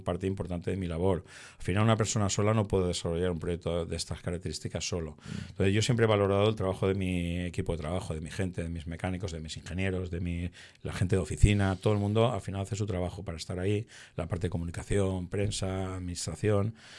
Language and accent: Spanish; Torrent, Valencian Community, Spain; aquí en, en Torrente, ¿no? Donde donde mantenemos esta entrevista, eh, en mi ciudad natal